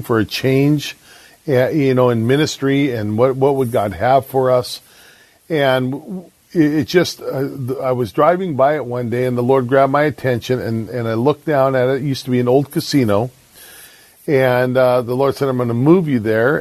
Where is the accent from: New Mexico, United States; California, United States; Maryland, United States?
California, United States; San Diego; moved away as an adult; also born or lived in Vancouver, Washington; now in Longview, United States; I grew up in San Diego